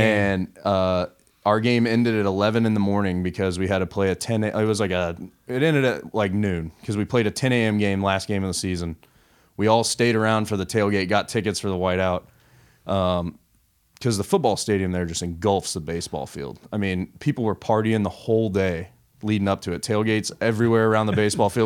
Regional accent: Southern California, United States; Growing up in Southern California

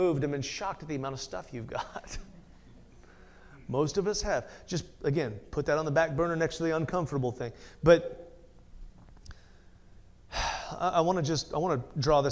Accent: United States; American Christians

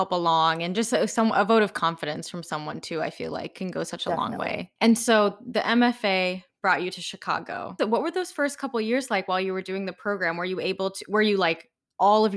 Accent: United Kingdom; moved away; I grew up in Oxford in London

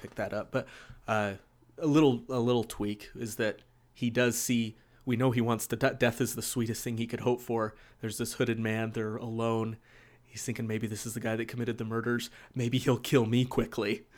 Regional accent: West Jordan, Utah, United States; I grew up here in West Jordan too

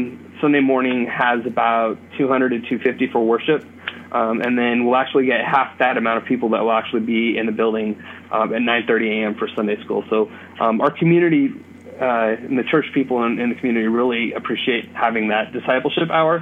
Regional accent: California, United States; moved away as an adult; now in Bloomfield, Indiana, United States; I'm from California

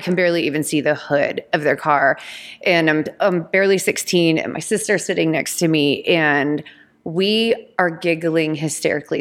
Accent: Georgia, United States; I grew up in Georgia

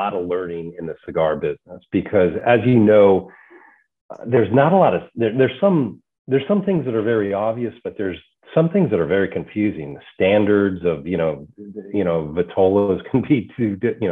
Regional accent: Northern Virginia, United States; moved away as an adult; also born or lived in Kentucky / Atlanta / Oregon / Pittsburgh; now in Richmond, United States; I grew up in Northern Virginia and then was in Kentucky for a little bit, Atlanta, Oregon, and Pittsburgh most recently

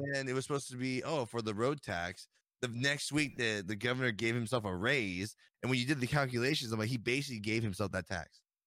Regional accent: United States; I'm an American

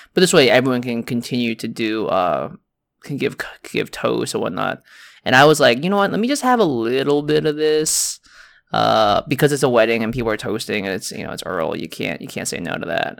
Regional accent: United States; in China, I'm American.

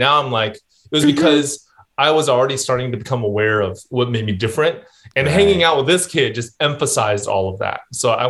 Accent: Saratoga, California, United States; also born or lived in East Bay, California; I have spent my whole life here in the Bay Area. So I grew up in the South Bay, and then I went up to the East Bay for college, lived there for a number of years before moving back down to the South Bay.

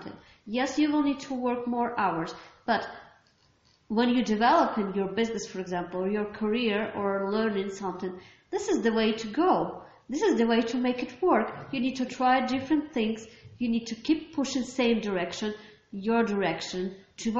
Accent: Ukraine; I'm from Ukraine

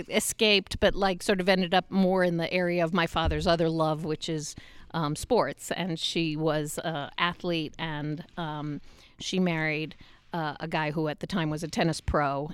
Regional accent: New York City, New York, United States; moved away as an adult; now in Utah, United States; I grew up in New York. I always lived in New York.

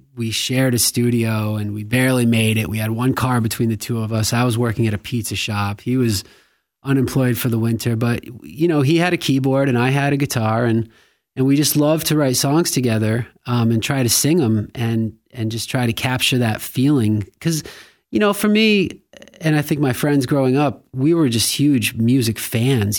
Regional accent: Westport, Massachusetts, United States; I grew up in Westport, Massachusetts, and it felt like a small town back then

